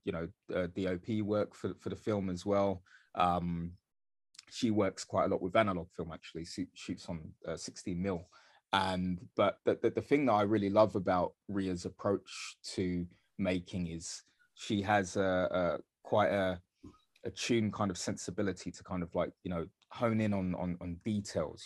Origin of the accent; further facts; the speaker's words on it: London, United Kingdom; also born or lived in Dagenham; I grew up in East London, I grew up in Bethnal Green, uh, mostly